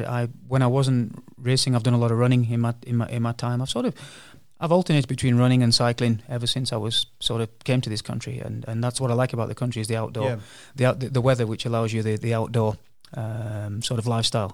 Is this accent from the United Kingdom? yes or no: yes; England, United Kingdom; moved away as an adult; now in South Africa; I'm originally from England and emigrated as a sheet metal worker by trade. That's how I got out here.